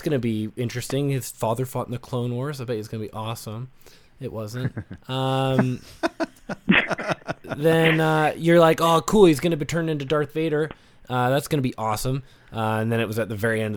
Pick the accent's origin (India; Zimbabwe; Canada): Canada; also born or lived in British Columbia; I'm Canadian.